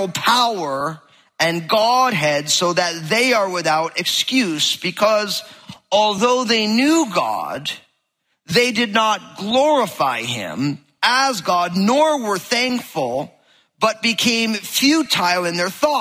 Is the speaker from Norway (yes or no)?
no; New Jersey, United States; I'm from New Jersey